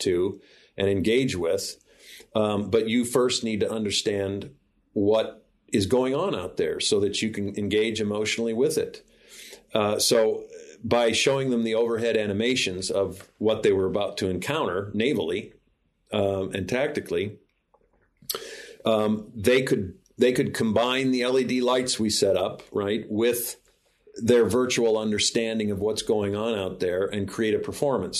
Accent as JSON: {"language": "English", "region": "Illinois", "country": "United States", "tie": "born or raised there", "moved": "yes", "said": "I'm back visiting family here in Springfield, Illinois, which is my home state"}